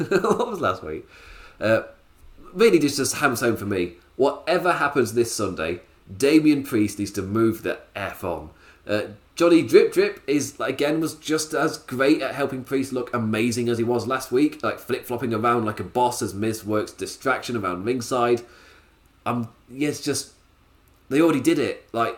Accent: England, United Kingdom; Maybe it's because I'm English

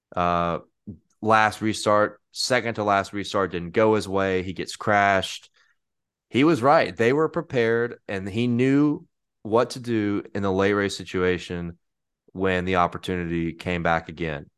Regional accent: Mississippi, United States; the great state of Mississippi, the Like heart of America, Mm-hmm. my home state

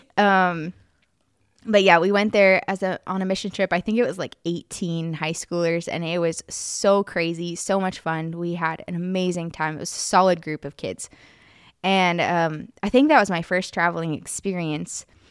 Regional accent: Arizona, United States; now in Prague, Czech Republic; so I grew up in Arizona

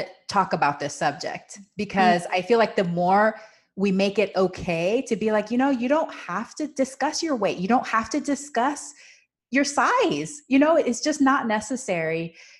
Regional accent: Panama; And so I grew up with this in Panama. The culture is you comment on people's body size to their face.

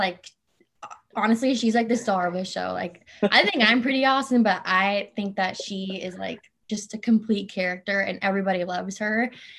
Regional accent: Orange County, California, United States; also born or lived in Torrance, California; So I was born and raised in Torrance, California. That's where my parents are from. My dad worked as a firefighter in Torrance for 35 years, but we moved to Orange County when me and my twin sister were 9 months old. And I've been here ever since.

